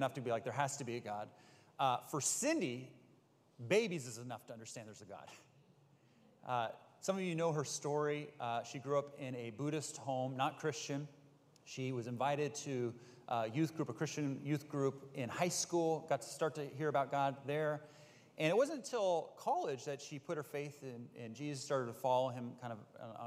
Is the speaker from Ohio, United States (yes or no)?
no; Bay Area, California, United States; I grew up in the Bay Area